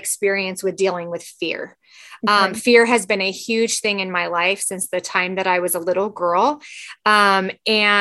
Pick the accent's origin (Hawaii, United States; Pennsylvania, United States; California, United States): California, United States; moved away as an adult; now in Washington, United States; I grew up in California